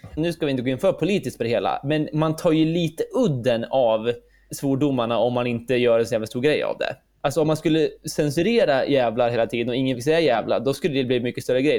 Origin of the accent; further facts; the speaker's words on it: Sweden; Som svensk